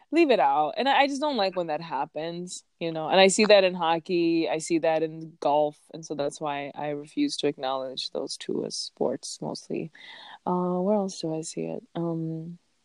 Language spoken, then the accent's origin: English; Chicago, Illinois, United States; moved away; I'm born and raised in Chicago, the best city in the world